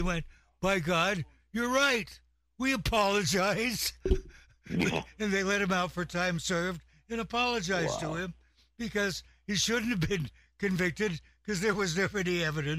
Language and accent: English; Walla Walla, Washington, United States; the state where I'm from, and he actually winds up in my hometown, Walla Walla, Washington